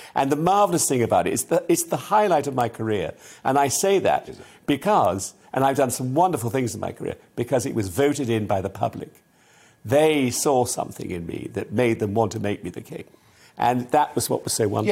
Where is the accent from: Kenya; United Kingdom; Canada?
United Kingdom; Salisbury, South West England; I lived in Salisbury, I was brought up in Salisbury.